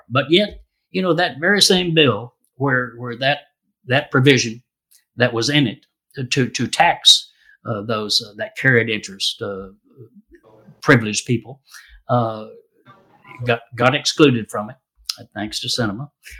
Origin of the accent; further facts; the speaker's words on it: Red River Valley of Texas, United States; I grew up in the Red River Valley of Texas, among a bunch of dirt farmers, basically.